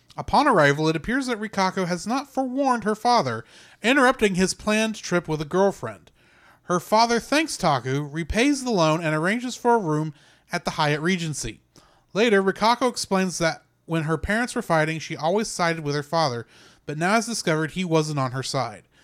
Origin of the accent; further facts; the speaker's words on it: United States; as a American